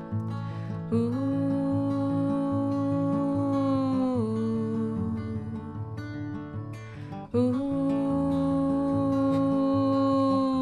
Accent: Wisconsin, United States; now in Vancouver, Canada; I grew up in Wisconsin

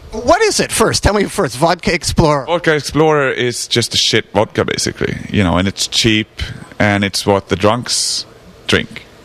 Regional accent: Stockholm, Stockholm County, Sweden; English is a second language; It doesn't really have anything to do with me because I'm from Stockholm.

